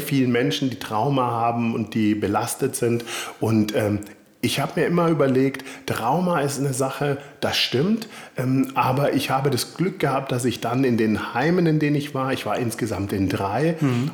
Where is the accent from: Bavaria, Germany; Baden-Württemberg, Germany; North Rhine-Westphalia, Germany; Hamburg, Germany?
Baden-Württemberg, Germany; Konstanz; ich komme aus äh, Süddeutschland